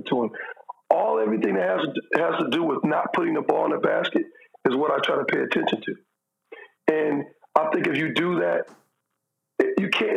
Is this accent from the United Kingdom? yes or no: no; Michigan, United States; my hometown school, Michigan State